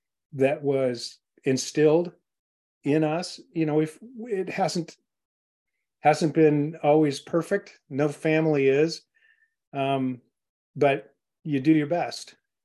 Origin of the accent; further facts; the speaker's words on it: Scotland, United Kingdom; We're all Scots. I'm from Scotland